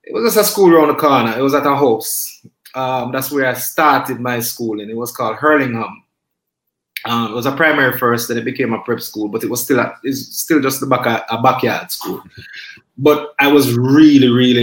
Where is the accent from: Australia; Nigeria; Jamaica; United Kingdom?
Jamaica; Kingston; I grew up in Kingston